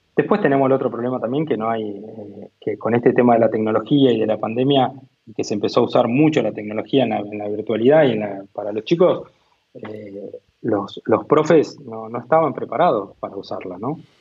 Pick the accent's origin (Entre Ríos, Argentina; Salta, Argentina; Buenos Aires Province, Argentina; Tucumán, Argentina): Buenos Aires Province, Argentina; Coronel Dorrego; moved away as an adult; also born or lived in India; now in Tandil, Argentina; yo soy oriundo de Coronel Dorrego, ¿no? Un pueblito de Coronel Dorrego, eh, que básicamente son 7.000 habitantes